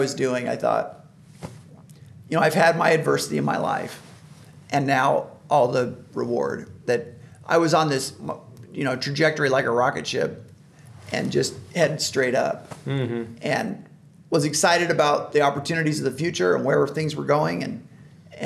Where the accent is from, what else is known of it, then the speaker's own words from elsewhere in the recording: Boise, Idaho, United States; growing up in Idaho